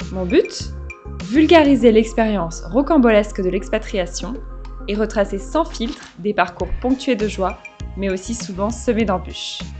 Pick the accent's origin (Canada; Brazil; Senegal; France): France; Valence, Auvergne-Rhône-Alpes; moved away as an adult; also born or lived in Taiwan / Vietnam / China; now in Paris, France; à la base, je suis originaire de Valence dans la Drôme, qui est dans le sud de la France pour ceux qui ne connaissent pas.